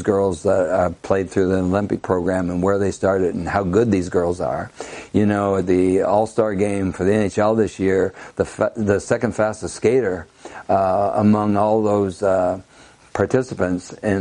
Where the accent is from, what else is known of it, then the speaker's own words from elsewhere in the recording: Ontario, Canada; now in Indianapolis, United States; I grew up in Canada, Ontario, Canada. I grew up in a small village